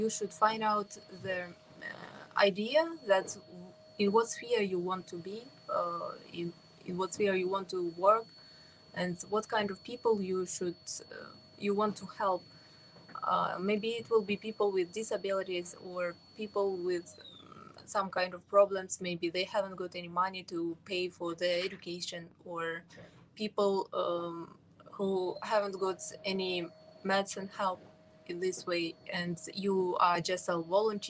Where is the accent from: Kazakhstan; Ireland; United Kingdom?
Kazakhstan; I'm from Kazakhstan.